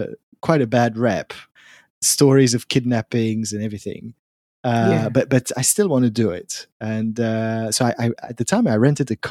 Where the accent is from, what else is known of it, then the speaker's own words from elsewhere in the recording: Switzerland; coming from Switzerland